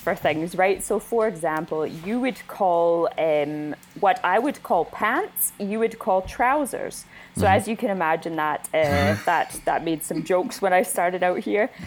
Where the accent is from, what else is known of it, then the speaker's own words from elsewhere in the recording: Winnipeg, Manitoba, Canada; moved away as an adult; now in Scotland, United Kingdom; I am from Winnipeg, which is smack dab in the middle of Canada